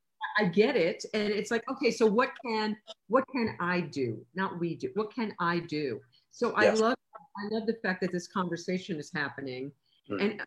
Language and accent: English; New York, United States; moved away as an adult; now in Los Angeles, United States; I'm from New York, and on my floor in my apartment building in New York, there was one of everything